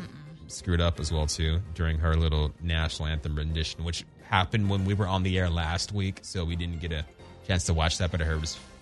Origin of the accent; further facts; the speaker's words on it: Orange County, California, United States; we grew up in Orange County and we're the only black family in the gated community.